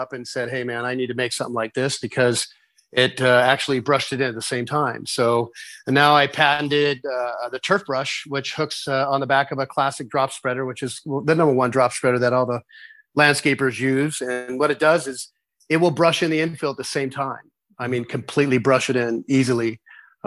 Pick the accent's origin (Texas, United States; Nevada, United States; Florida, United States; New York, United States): Nevada, United States; Las Vegas; I'm from Las Vegas, Nevada, and we have sometimes temperatures of 118